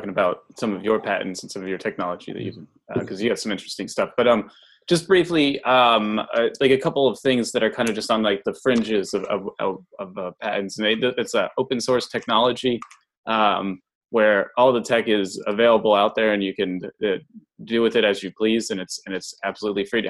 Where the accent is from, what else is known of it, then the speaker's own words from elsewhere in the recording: United States; I'm American